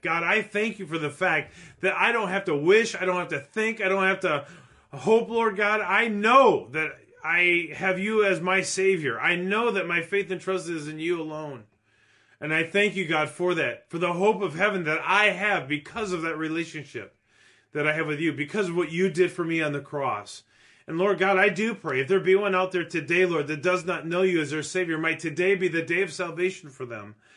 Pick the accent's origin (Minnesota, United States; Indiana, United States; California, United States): Minnesota, United States; Minneapolis; moved away; my city that I grew up